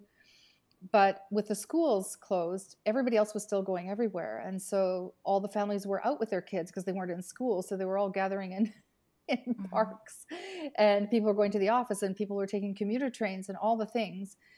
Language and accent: English; Canada; also born or lived in Italy; now in Milan, Italy; I'm Canadian, but I've been in Italy for 38 years.